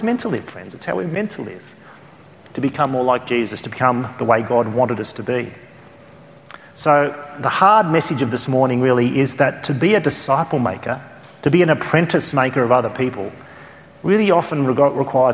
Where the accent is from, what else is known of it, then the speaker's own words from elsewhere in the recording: Australia; accent: Australian; my Australian accent